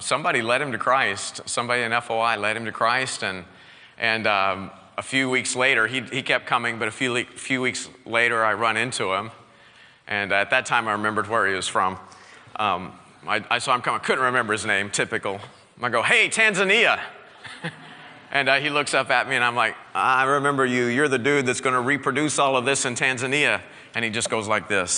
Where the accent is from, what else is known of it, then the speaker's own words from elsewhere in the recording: Southwest Missouri, United States; I grew up in Southwest Missouri. I am a bona fide hillbilly